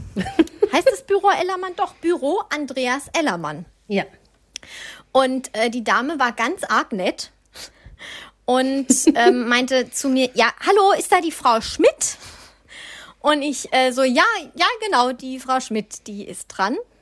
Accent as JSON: {"language": "German", "region": "Swabia", "country": "Germany", "accent": "Swabian", "said": "Ich bin Schwabe, ich darf das, ich kann alles außer Hochdeutsch"}